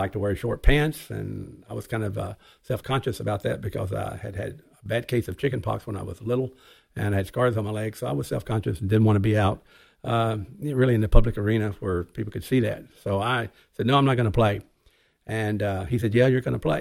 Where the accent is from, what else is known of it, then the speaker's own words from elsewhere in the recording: Arkansas, United States; I grew up in Arkansas.